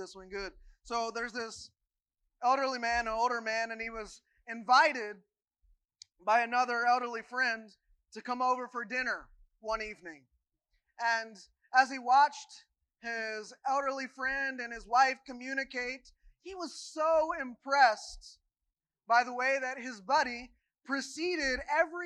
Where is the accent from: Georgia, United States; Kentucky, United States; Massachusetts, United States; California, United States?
Kentucky, United States; moved away as an adult; About 3 years ago, I not only said goodbye to my home state and the other things that go with that, I also said goodbye to my home denomination, the United Methodist Church